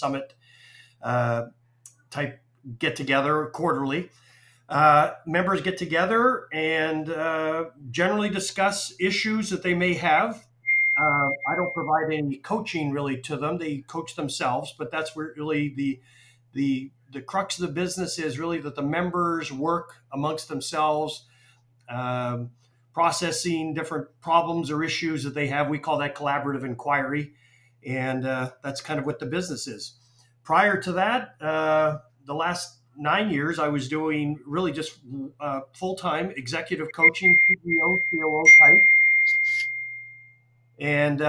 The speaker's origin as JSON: {"language": "English", "town": "Calgary", "region": "Alberta", "country": "Canada", "also_born_or_lived": "Waterloo, Canada / Toronto, Canada", "moved": "as an adult", "lives_now": "Atlanta, United States", "said": "I'm from Calgary. I'm a dual citizen, Canadian US. I've lived in the US since 1988, but I'm from Calgary"}